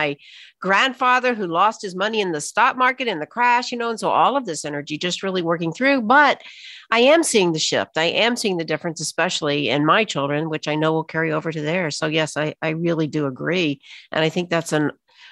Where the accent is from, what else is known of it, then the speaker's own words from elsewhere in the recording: Alabama, United States; I was raised in Alabama, Deep South